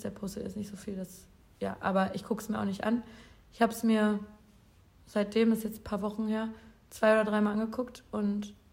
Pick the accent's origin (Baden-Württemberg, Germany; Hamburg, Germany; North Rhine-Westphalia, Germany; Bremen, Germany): North Rhine-Westphalia, Germany; Cologne; Und ich war Kölner, die, die haben gefeiert.